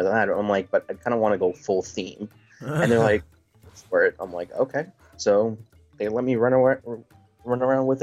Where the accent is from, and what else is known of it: New York, United States